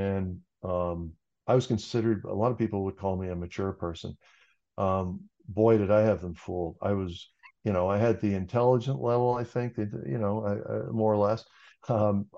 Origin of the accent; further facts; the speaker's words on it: Cambridge, Ontario, Canada; I grew up outside of Cambridge on a farm